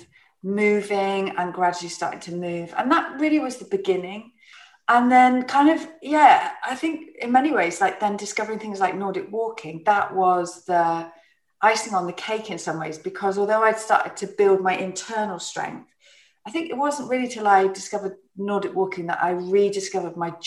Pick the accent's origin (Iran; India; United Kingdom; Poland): United Kingdom; Plymouth, South West England; I grew up in Plymouth